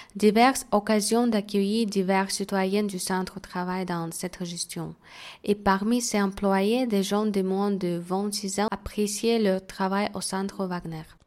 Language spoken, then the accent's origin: French; Belfort, Bourgogne-Franche-Comté, France; moved away; also born or lived in Mulhouse; je suis originaire de Belfort